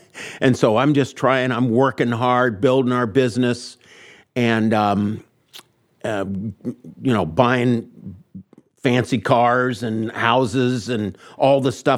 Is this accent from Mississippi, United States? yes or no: no; Indianapolis, Indiana, United States; also born or lived in Nashville, Indiana; I grew up here in Indianapolis until I was in the fifth grade. Then we moved down to Brown County, down Nashville, Indiana. I moved on to a 21 acres and a log cabin with mom and dad and my sister Roseanne.